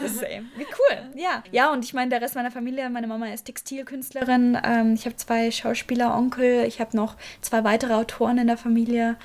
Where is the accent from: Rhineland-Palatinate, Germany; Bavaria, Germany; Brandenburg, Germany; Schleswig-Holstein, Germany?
Bavaria, Germany; Fürth; Ich komme aus Franken, aus der Nähe von mhm. Nürnberg mhm. in Fürth.